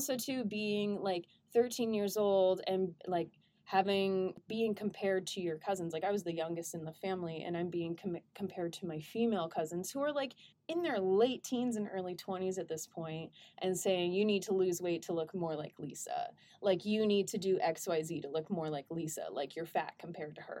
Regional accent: Welsh, Wales, United Kingdom; I'm also Welsh

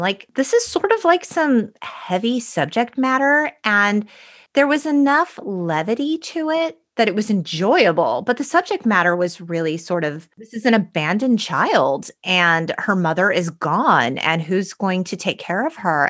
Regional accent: San Gabriel Valley, California, United States; We grew up in the San Gabriel Valley

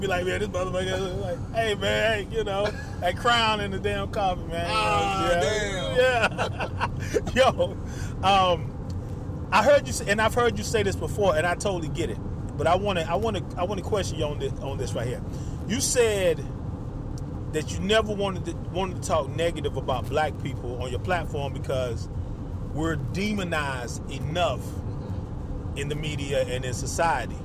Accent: United States; we are American citizens, born and raised

